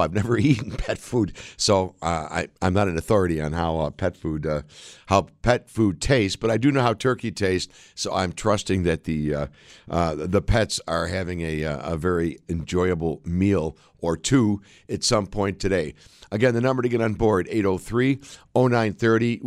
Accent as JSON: {"language": "English", "country": "United States"}